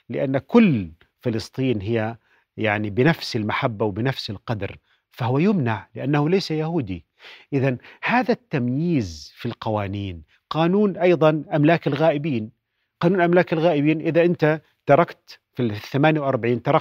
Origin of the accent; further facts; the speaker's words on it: Palestine; هل نحن نفسه. كعرب وكفلسطينيين